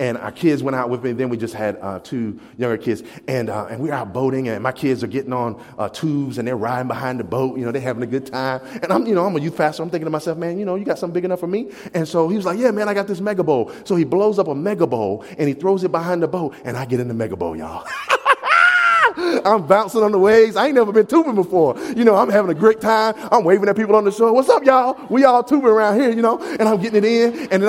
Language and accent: English; the South, United States; I can say y'all and y'all not look at me funny. I'm from the South.